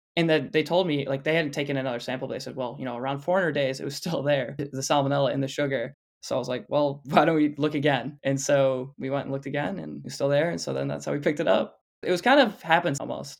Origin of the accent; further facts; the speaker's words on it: Flushing, Michigan, United States; near my hometown of Flushing, Michigan